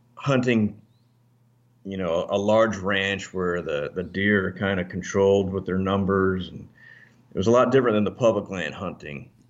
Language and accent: English; Alaska, United States; moved away; also born or lived in Northern Virginia; I was actually raised in Alaska